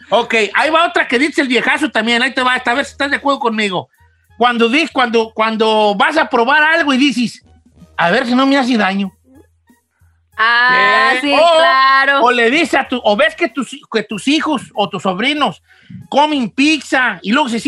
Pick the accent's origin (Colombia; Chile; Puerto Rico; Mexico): Mexico; yo soy mexicano